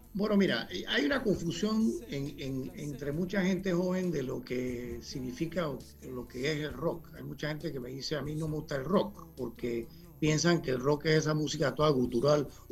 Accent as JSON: {"language": "Spanish", "country": "Panama", "said": "yo soy de Panamá"}